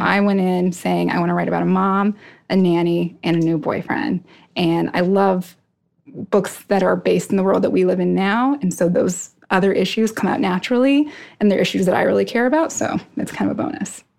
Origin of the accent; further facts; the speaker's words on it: Tucson, Arizona, United States; also born or lived in New York City / Arkansas / Iowa; now in Philadelphia, United States; I grew up in Tucson, Arizona, which is a great place